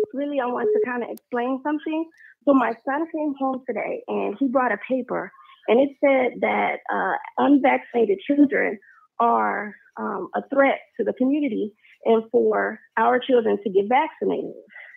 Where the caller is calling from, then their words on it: Charlotte, North Carolina, United States; I'm calling from Charlotte.